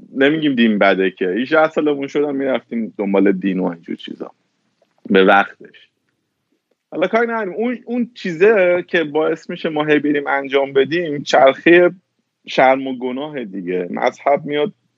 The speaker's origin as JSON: {"language": "Persian", "country": "Iran", "moved": "yes", "lives_now": "United States", "said": "من وقتی از ایران اومدم بیرون اومدم آمریکا"}